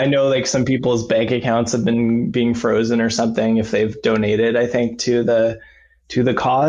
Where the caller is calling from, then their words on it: Toronto, Ontario, Canada; Currently, I'm calling from Toronto, Ontario in Canada.